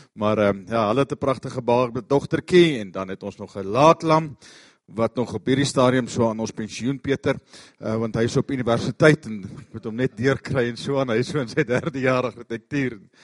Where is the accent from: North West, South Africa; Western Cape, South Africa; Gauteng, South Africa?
Gauteng, South Africa; Pretoria; Ons kom van Pretoria af.